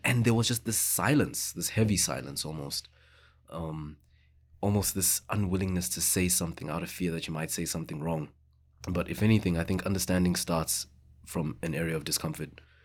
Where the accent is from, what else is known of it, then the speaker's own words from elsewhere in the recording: Johannesburg, Gauteng, South Africa; English is a second language; moved away as an adult; now in Victoria, Canada; growing up in South Africa like with that history we grew up having uncomfortable conversations.